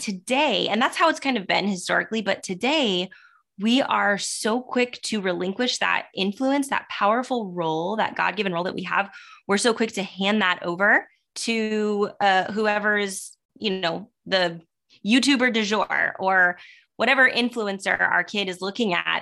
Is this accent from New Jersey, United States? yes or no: no; Southern California, United States; also born or lived in Sacramento; I'm born and raised in Southern California